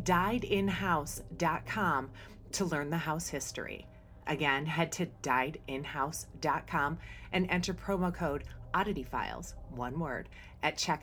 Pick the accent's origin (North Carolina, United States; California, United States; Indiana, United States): Indiana, United States; Bloomington; it's my hometown, Bloomington, Indiana